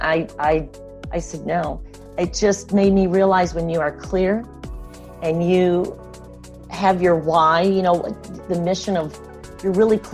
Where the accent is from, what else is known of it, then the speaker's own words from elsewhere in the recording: the Midwest, Michigan, United States; moved away as an adult; now in California, United States; I grew up in the Midwest